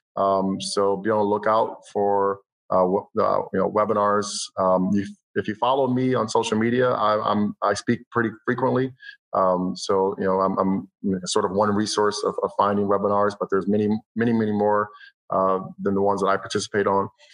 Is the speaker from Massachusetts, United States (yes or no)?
yes; Boston, Massachusetts, United States; also born or lived in Providence, Rhode Island; I'm a musician and filmmaker from the Boston area